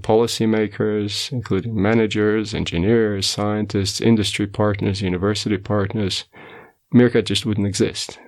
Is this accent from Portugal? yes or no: yes; Portugal; moved away as an adult; also born or lived in United States; now in South Africa; I was born in Portugal, and then when I was eighteen, I went to the U S to study